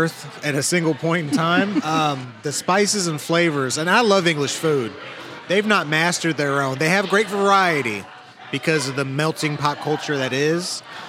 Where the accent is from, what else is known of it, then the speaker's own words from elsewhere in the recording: Lockhart, Texas, United States; moved away as an adult; also born or lived in Ipswich, England / Austin, Texas; now in Kansas City, United States; It's a little town called Lockhart, Texas. So the barbecue capital of the world.